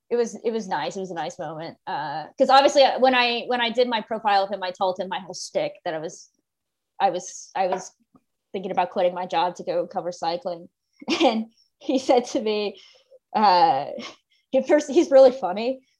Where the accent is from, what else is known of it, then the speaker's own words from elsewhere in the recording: United States; And I'm American and we don't have anything that old.